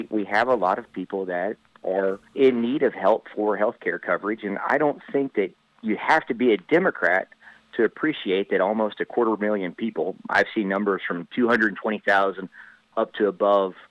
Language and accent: English; Arkansas, United States; how we were raised in Arkansas.